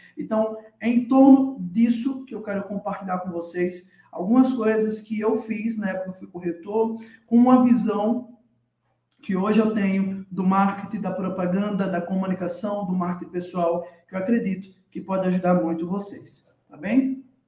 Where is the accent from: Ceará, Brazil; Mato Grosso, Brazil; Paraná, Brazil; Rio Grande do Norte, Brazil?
Rio Grande do Norte, Brazil; Natal; moved away as an adult; now in São Paulo, Brazil; eu hoje estou morando em São Paulo, mas eu sou de Natal, sou natalense, tá? nascido e criado na capital do Rio Grande do Norte, na cidade do Sol Natal